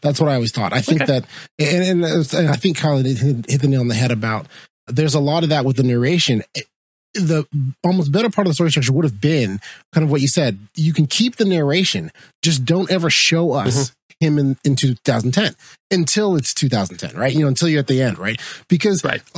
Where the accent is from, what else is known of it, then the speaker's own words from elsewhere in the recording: United States; as an American